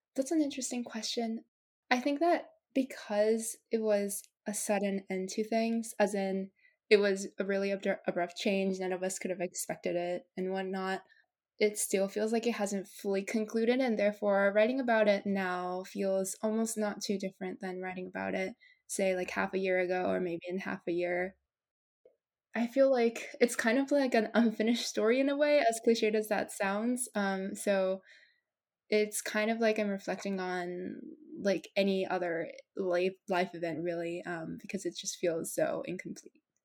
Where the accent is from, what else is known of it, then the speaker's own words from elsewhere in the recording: Japan; now in United States; had just been born and brought up in my home country which is japan